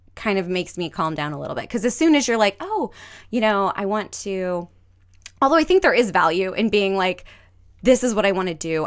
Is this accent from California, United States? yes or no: yes; Glendale, California, United States; moved away; I grew up in Glendale